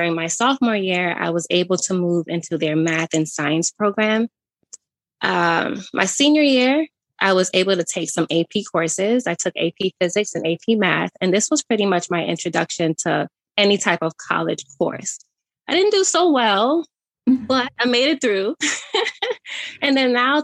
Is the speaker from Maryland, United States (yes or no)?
no; New York City, New York, United States; moved away as an adult; also born or lived in Connecticut; I was born and raised in Brooklyn, New York in the 90s. I lived in New York for about 19 years until I started college in Connecticut